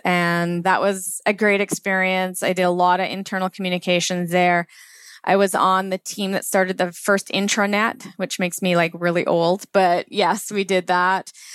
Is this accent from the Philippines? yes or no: no; Langley, British Columbia, Canada; I grew up in Langley